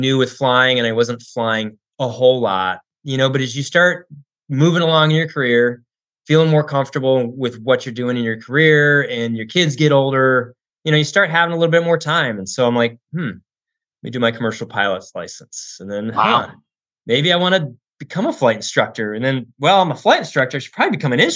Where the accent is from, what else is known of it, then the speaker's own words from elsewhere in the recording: Tucson, Arizona, United States; I grew up in Tucson, and there's a Air Force base there